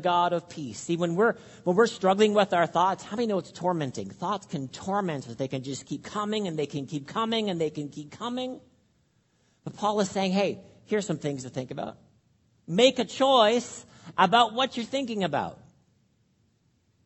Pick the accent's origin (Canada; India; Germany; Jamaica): Canada; All of us, we're Canadian